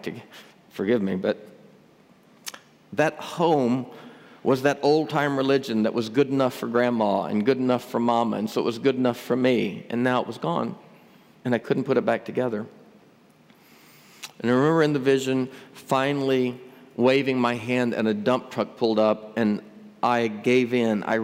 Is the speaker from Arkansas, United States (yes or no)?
yes; Northeast Arkansas, United States; I grew up over in Northeast Arkansas, Tornado Alley